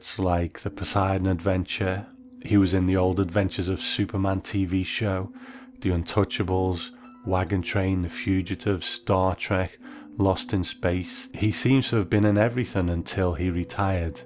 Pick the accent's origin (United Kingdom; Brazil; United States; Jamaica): United Kingdom; As a Brit